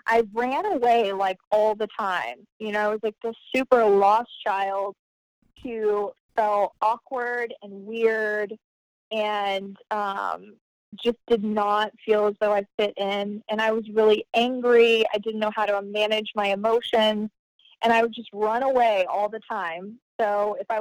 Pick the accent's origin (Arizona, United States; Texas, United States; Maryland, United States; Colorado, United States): Texas, United States; Carrollton; moved away as an adult; now in Florida, United States; I'm from a suburb right outside of Dallas, Texas, called Carrollton